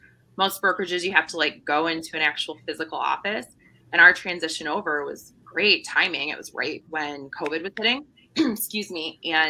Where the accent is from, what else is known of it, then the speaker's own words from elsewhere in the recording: Traverse City, Michigan, United States; I was born in Traverse City, or I grew up in Traverse City, so I know that Northern Michigan is actually the UP.